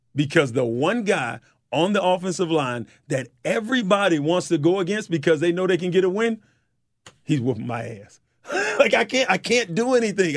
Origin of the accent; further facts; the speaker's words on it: White Springs, Florida, United States; I'm from White Springs, Florida